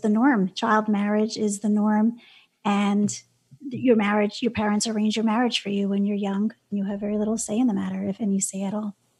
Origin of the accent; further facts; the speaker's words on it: New York City, New York, United States; I'm from Brooklyn. I grew up in New York City